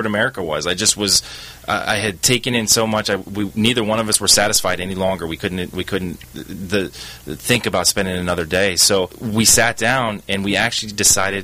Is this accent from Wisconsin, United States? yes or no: no; Cleveland, Ohio, United States; moved away; I grew up in Cleveland, Ohio